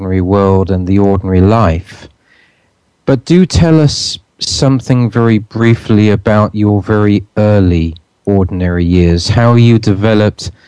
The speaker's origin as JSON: {"language": "English", "region": "England", "country": "United Kingdom", "tie": "born or raised there", "said": "when I was a kid growing up in England"}